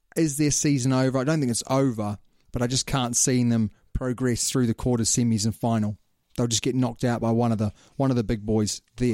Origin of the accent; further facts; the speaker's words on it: New Zealand; I'm a Kiwi